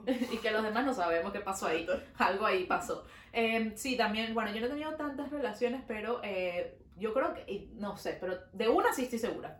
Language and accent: Spanish; Venezuela; now in Montreal, Canada